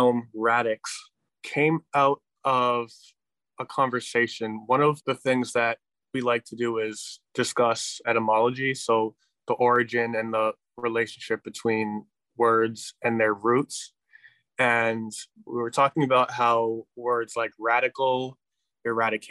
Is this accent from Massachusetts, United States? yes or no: yes; Worcester, Massachusetts, United States; I was a youth born and raised in Worcester.